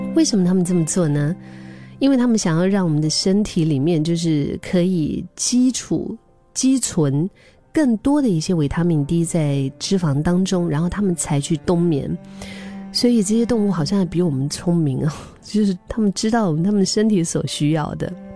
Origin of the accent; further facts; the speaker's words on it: Dali, Yunnan, China; now in Singapore; 我的老家，因为我老家是云南大理，云南是属于高原